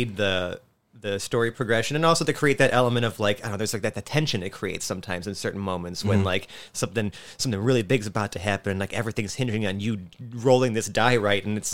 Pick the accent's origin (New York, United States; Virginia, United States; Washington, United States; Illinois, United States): New York, United States; Buffalo; born and raised in Buffalo